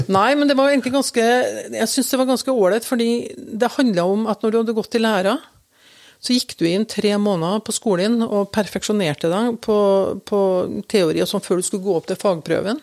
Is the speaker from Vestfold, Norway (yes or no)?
no; Røyrvik, Trøndelag, Norway; also born or lived in Oslo; far og jeg vi kom jo til Røyrvik fra Oslo